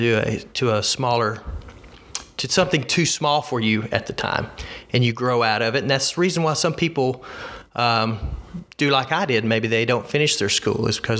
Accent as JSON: {"language": "English", "region": "Alabama", "country": "United States", "tie": "born or raised there", "said": "So I'm a lifelong Alabamian. I've always lived in the state of Alabama."}